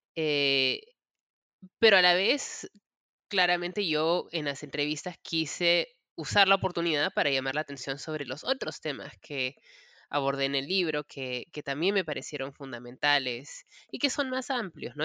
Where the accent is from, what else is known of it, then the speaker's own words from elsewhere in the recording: Peru; moved away as an adult; now in United States; soy peruana. Yo me crié en el Perú, em, me mudé a los Estados Unidos a los 20 años